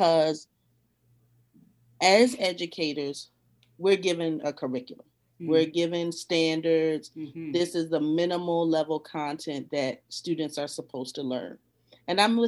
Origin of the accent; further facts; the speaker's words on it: 10 minutes from Point Comfort, Virginia, United States; moved away; also born or lived in Arlington, Virginia; 10 minutes from where I grew up, Point Comfort